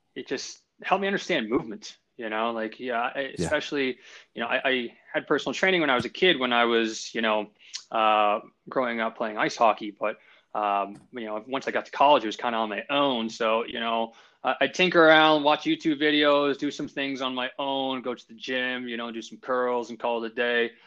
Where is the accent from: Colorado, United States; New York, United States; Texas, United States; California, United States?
Colorado, United States; Longmont; also born or lived in Boston, Massachusetts; I'm from Boston, but I moved out here when I was five, and I grew up just south of Loveland and Longmont. I graduated Longmont High School 2007.